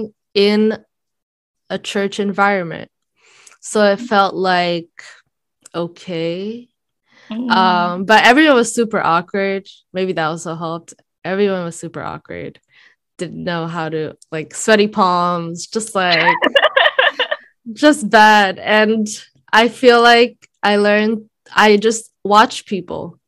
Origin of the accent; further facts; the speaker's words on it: Brazil; moved away; I grew up in Brazil